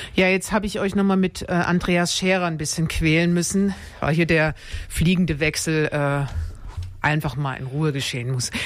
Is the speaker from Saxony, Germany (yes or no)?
yes; Dresden, Saxony, Germany; ich komme aus Dresden